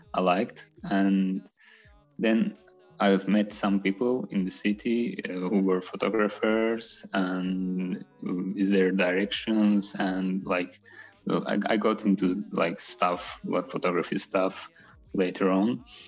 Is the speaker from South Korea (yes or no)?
no; Baku, Azerbaijan; I was born in Baku in '96.